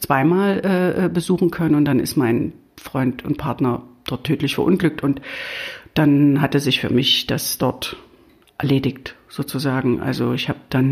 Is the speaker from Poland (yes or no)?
no; East Germany, Germany; wie man ja unschwer hört, äh, bin ich im Osten aufgewachsen und war gerade 20 geworden, als die Mauer fiel